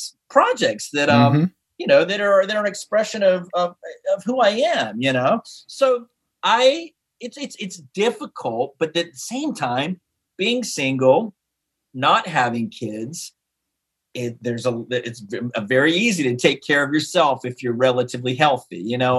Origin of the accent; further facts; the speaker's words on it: East Coast, United States; born there; Also, I was born on the East Coast. I have family in North Carolina and Florida.